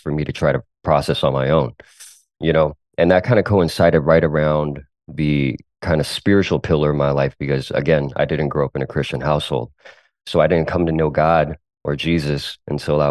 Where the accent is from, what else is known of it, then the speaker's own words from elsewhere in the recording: United States; first language Cantonese; English is a second language; also born or lived in South Korea; I grew up in a first generation Chinese American household